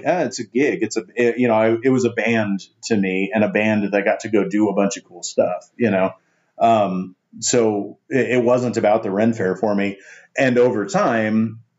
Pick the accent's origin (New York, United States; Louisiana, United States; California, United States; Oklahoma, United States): Oklahoma, United States; Tulsa; I grew up in Tulsa